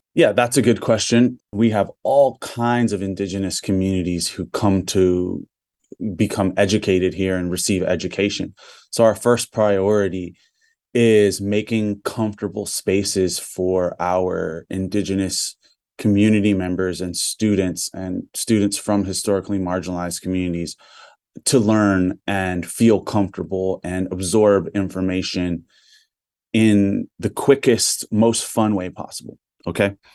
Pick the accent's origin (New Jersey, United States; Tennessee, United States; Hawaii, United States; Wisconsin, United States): Hawaii, United States; Big Island of; I'm Kanakamale native Hawaiian from the Big Island of Hawaii